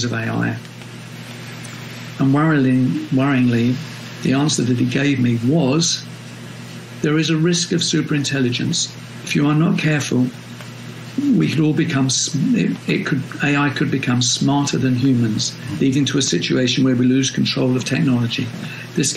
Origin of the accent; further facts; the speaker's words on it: London, United Kingdom; as a Londoner